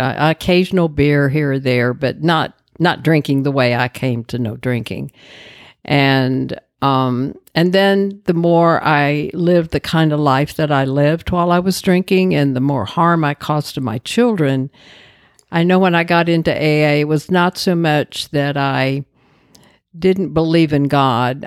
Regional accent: Dallas, Texas, United States; I grew up in Dallas

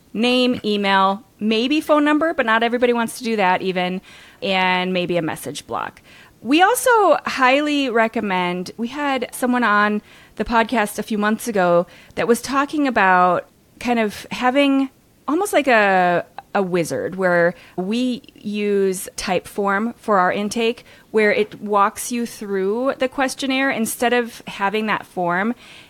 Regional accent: Minnesota, United States; But I grew up in Minnesota, so I have the long O kind of Canadian slightly sound thing too.

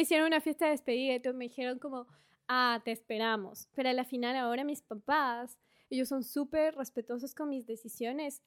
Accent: Ambato, Tungurahua, Ecuador; moved away as an adult; also born or lived in Guayaquil / Quito; now in Australia; Nací en Guayaquil, crecí en Ambato y luego me fui a estudiar a la capital de Ecuador

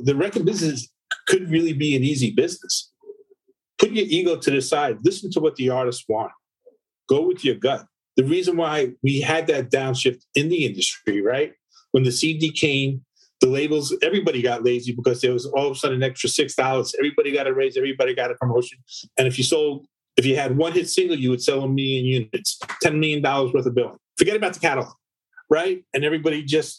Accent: Long Island, New York, United States; I grew up in Long Island

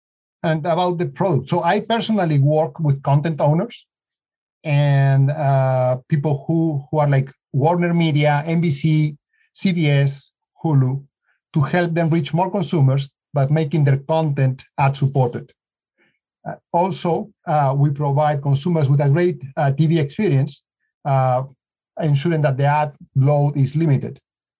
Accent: Lima, Peru; now in United States; Well, Lima's in the coast. And so right now we are in summer, so people are going to the beach.

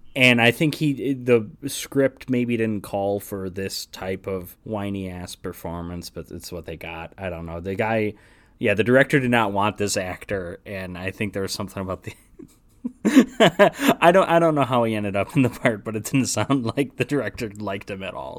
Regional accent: United States; as an American

